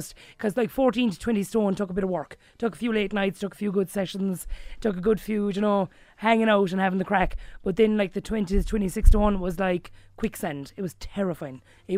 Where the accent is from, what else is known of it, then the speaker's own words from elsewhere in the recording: Kilbehenny, Munster, Ireland; I'm from Kilbenny, a small village in County Limerick.